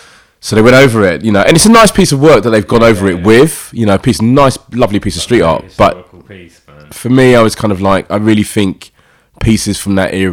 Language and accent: English; London, United Kingdom; I'm originally from South London, East Dulwich, Peckham.